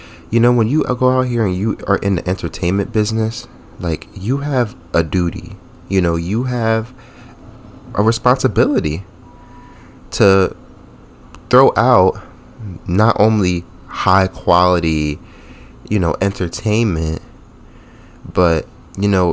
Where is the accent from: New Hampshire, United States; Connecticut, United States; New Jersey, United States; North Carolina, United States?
New Jersey, United States; now in Rhode Island, United States; I'm from New Jersey